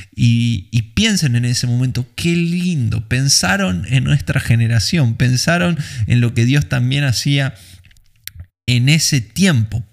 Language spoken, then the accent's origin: Spanish; Argentina; en un lugar como Argentina, eh, que tenemos otro tipo de cultura